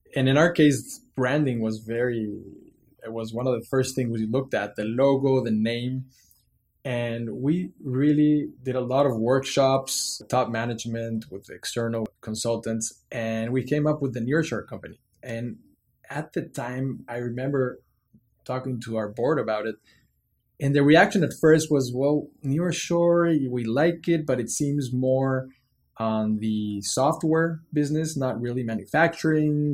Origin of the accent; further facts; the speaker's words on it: Mexico City, Mexico; I was born and raised in Mexico City